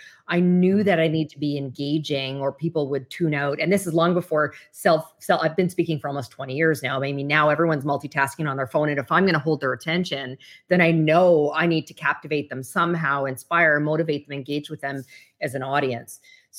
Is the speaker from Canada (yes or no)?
yes; Canada; I'm originally from Canada. So I had my Canadian securities license.